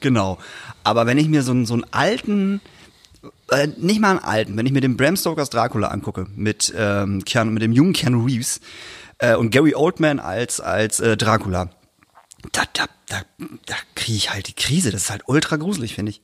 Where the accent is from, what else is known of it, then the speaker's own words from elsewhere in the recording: Emden area, Lower Saxony, Germany; wo ich herkomme, äh, Tubo-Jugend Emden